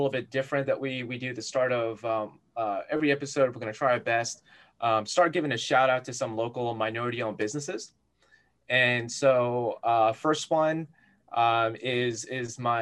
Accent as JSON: {"language": "English", "region": "New Jersey", "country": "United States", "tie": "born or raised there", "said": "raised in Jersey."}